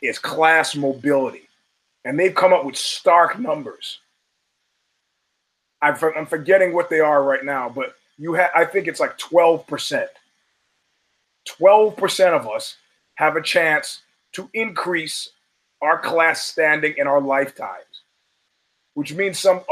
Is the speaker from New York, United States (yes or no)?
yes; New York City, New York, United States; the very middle-class neighborhood that we grew up in Brooklyn